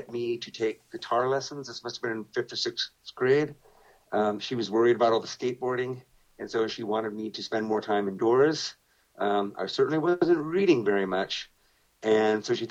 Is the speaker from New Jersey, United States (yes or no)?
no; Sunnyvale, California, United States; my town where I grew up in Sunnyvale, just outside of San Jose.